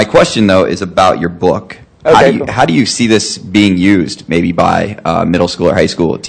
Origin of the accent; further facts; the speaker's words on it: Ohio, United States; I don't know if I'm maybe the person that's farthest away. I'm from Ohio. I just happen to be in Boston.